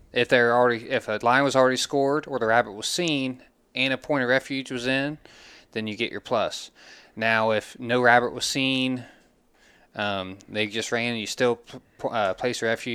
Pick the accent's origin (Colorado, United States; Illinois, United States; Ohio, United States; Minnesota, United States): Ohio, United States; Glouster; we're both from Gloucester originally.